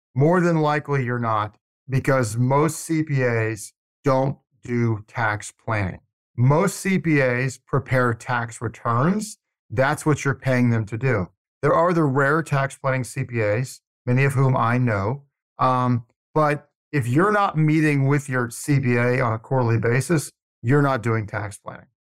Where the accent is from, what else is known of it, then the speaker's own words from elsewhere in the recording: Atlanta, Georgia, United States; moved away as an adult; now in Tallahassee, United States; I grew up in Atlanta